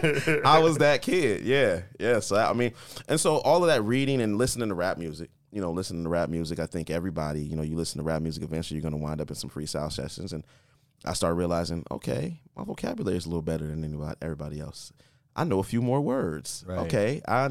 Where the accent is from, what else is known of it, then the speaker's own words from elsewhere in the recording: Columbus, Ohio, United States; also born or lived in Akron / California / Colorado; Columbus, Ohio.